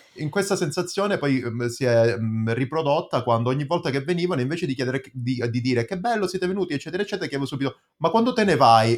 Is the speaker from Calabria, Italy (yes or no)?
yes; Calabria, Italy; accent: Calabrian; moved away; da noi invece in Calabria si dice